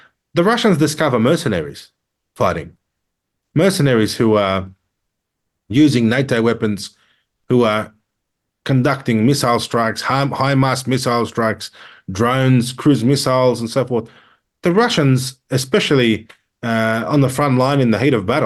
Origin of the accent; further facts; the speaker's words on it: Australia; As an Australian